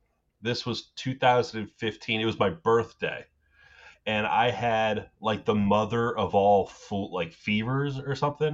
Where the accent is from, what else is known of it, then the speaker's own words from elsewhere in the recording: United States; as an American